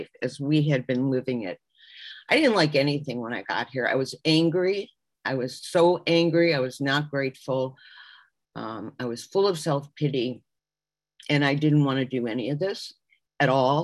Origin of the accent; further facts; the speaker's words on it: Chicago, Illinois, United States; now in Miami Beach, United States; I'm originally from Chicago, and I now live in Miami Beach, Florida